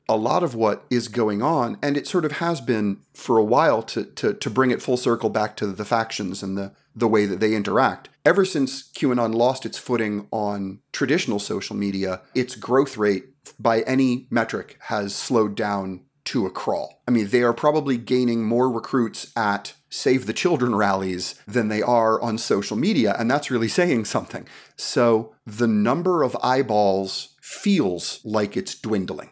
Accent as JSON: {"language": "English", "town": "New York City", "region": "New York", "country": "United States", "tie": "born or raised there", "said": "growing up in New York City"}